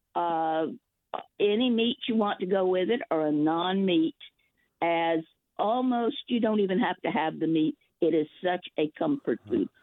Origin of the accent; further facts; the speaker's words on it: New Orleans, Louisiana, United States; now in Hayward, United States; I'm from New Orleans. I was born in Louisiana